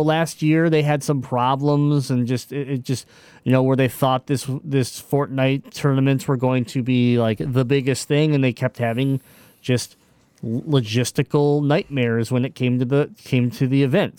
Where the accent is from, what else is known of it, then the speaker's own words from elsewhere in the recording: Michigan, United States; I'm from Michigan